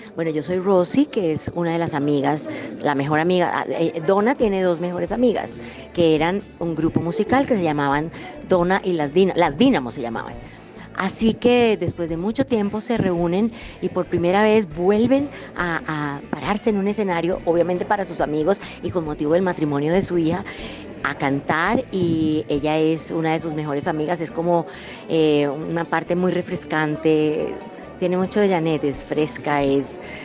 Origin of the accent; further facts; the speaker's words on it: Colombia; nosotros como colombianos